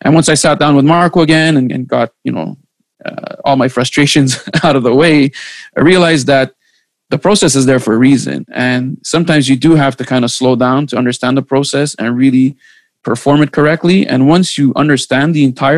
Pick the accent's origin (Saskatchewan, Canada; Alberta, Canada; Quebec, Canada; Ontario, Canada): Quebec, Canada; Montreal; I'm from Montreal